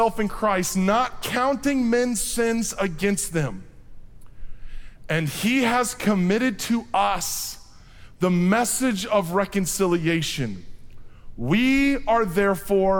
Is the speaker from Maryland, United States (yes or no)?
no; Iowa, United States; I'm from Iowa